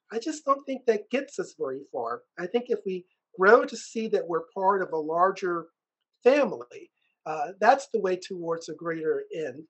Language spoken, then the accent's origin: English; Richmond, Virginia, United States; I was born in Richmond, Virginia